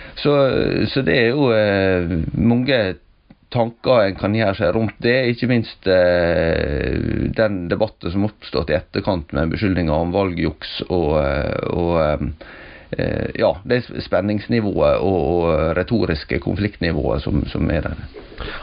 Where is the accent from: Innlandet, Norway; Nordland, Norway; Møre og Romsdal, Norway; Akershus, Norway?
Møre og Romsdal, Norway; Sunnmøre; moved away; jeg er iallfall kommet til, til mine heimtrakter her